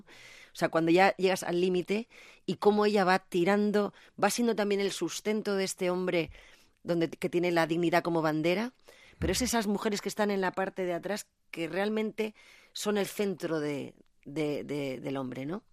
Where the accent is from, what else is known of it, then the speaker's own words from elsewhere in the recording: Zaragoza, Aragon, Spain; moved away; also born or lived in Madrid; yo soy una maña con fuerza y con talante